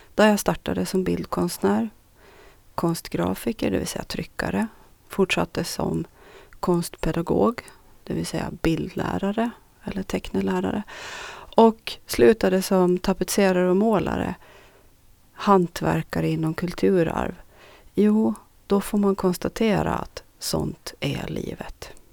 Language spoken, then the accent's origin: Swedish; Strömma, Sund, Åland, Åland Islands; also born or lived in Nykarleby; det 40-talshus som jag idag räknar som mitt barndomshem, Östergårds i Strömborsta i Norra Sund